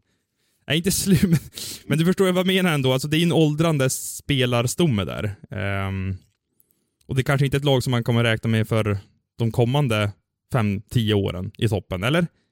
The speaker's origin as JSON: {"language": "Swedish", "country": "Sweden", "said": "som svensk"}